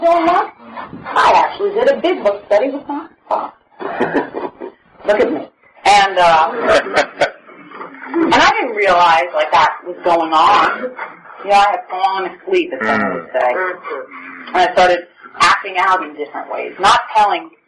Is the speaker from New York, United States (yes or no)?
yes; New York City, New York, United States; now in Oceanside, United States; when we grew up in Brooklyn